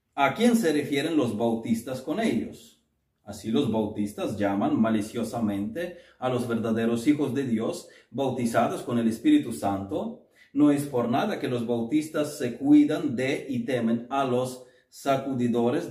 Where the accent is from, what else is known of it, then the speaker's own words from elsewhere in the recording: Ukraine; moved away; nuestra iglesia bautista en Kiev